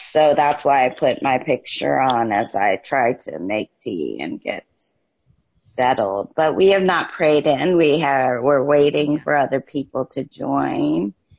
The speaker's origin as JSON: {"language": "English", "country": "Ghana", "said": "I'm from Ghana"}